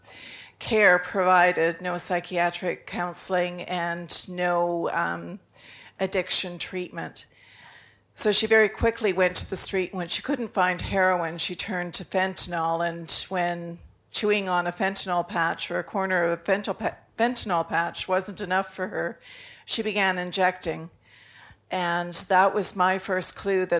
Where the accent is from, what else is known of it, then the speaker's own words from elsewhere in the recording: Canada; I'm from Canada